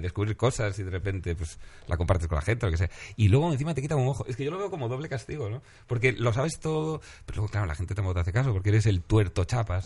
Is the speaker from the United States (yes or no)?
no; Galicia, Spain; soy gallego